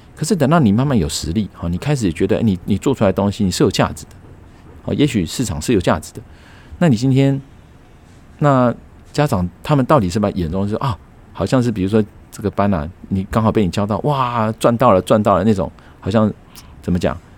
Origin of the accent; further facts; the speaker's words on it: Taiwan; 我们台湾人反而是，呃，有钱的家长，啊，有，有等于是经济实力好的家长，啊，让孩子以后上大学上了一个公立的